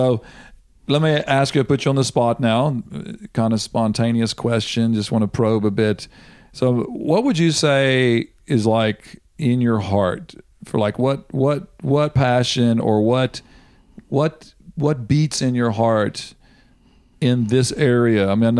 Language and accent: English; United States; as an American